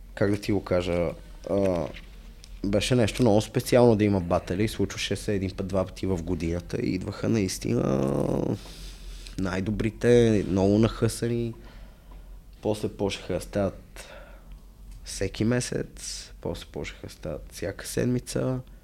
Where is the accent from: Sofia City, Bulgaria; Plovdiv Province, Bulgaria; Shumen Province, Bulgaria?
Sofia City, Bulgaria; Sofia; аз съм израснал в София, в центъра зона Б5